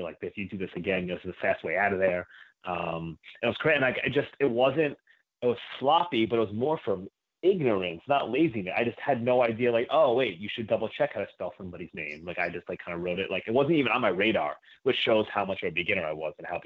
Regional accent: New Rochelle, New York, United States; I grew up in New Rochelle, which is a suburb of about a half hour north of Manhattan

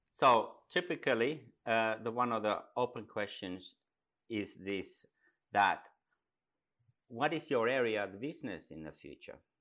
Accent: Finland; also born or lived in Dubai; I come from Finland, up in the north

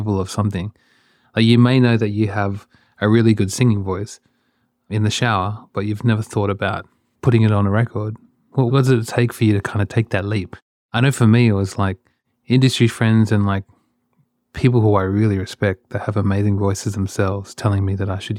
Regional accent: Australia; when I was a kid, growing up in Australia

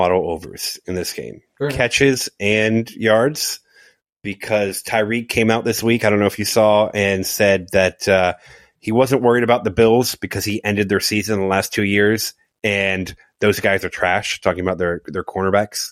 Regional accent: Fort Myers, Florida, United States; my hometown, Fort Myers

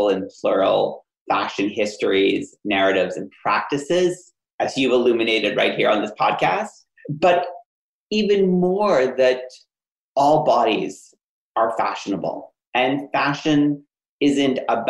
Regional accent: Ottawa, Ontario, Canada; my hometown in Ottawa, Canada

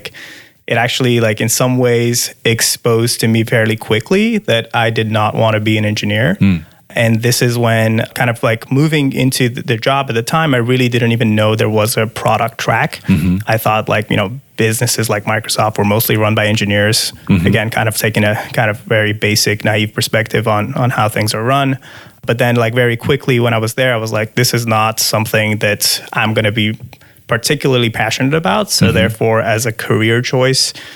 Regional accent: Dubai, United Arab Emirates; moved away as an adult; also born or lived in Iran / Miami; now in Seattle, United States; So I'm from Iran. I grew up outside of Iran, though. So ever since I was little, my parents moved to Dubai

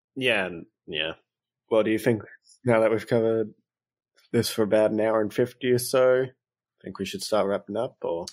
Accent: Australia; I'm very Australian

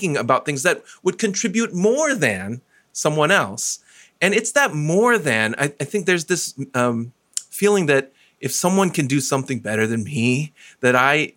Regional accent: United States; as a Taiwanese American

